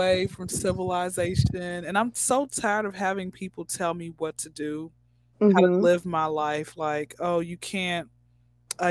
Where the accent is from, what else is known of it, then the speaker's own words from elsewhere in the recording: Atlanta, Georgia, United States; born and raised in Atlanta